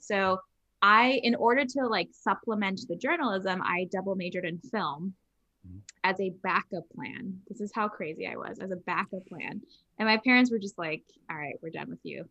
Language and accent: English; Los Angeles, California, United States; I grew up in Los Angeles. I grew up in Hollywood